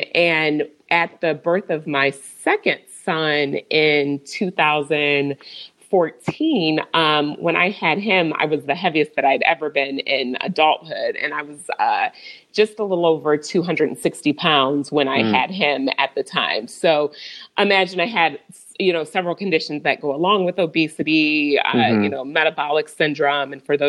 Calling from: Overland Park, Kansas, United States; So I am coming from Overland Park, Kansas. It's a suburb right outside of Kansas City.

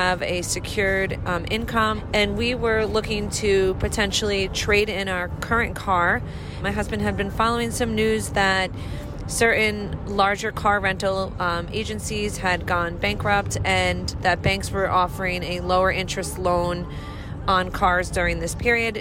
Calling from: New York, United States; We are calling from New York.

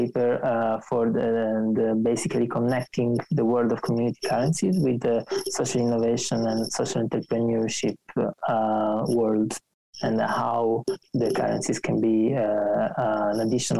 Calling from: Bucharest, Romania; I'm calling from Bucharest

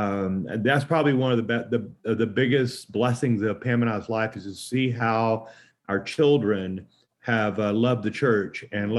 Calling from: Colorado, United States; Hello, everyone. I'm from Colorado today, and it's about 60 degrees as we're recording this.

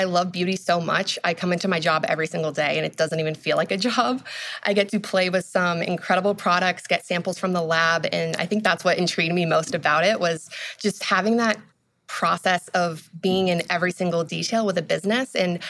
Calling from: Salem, New Hampshire, United States; I'm calling in from Salem, New Hampshire. It's where our office is. It's outside of Boston.

